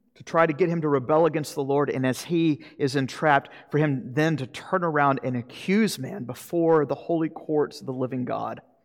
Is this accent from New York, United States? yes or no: no; Jacksonville, Florida, United States; moved away; the old farm league back in my hometown in Jacksonville, Florida